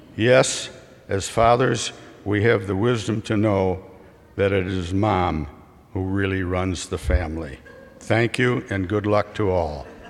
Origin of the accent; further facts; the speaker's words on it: Richmond, Illinois, United States; in the small farm community of Richmond, Illinois